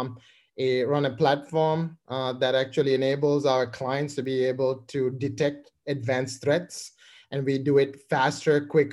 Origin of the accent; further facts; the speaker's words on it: Colombo, Western Province, Sri Lanka; moved away as an adult; now in United States; I grew up in Colombo, Sri Lanka